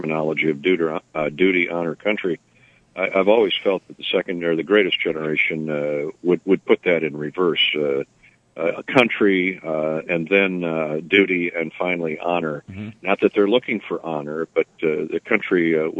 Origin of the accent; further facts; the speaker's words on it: Cascade, Iowa, United States; growing up in Cascade, a little small town, Dubuque County